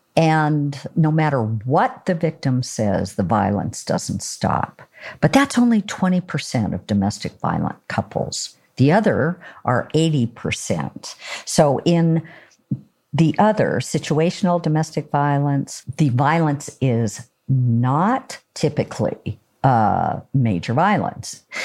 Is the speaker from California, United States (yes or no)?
no; Oregon, United States; I'm from Oregon